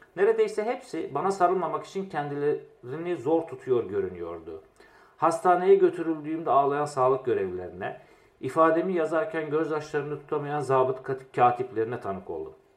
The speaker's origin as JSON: {"language": "Turkish", "town": "Diyarbakır", "region": "Diyarbakır Province", "country": "Turkey", "tie": "born or raised there", "also_born_or_lived": "Izmir / Istanbul", "moved": "as an adult", "said": "Diyarbakır'da doğdum, büyüdüm."}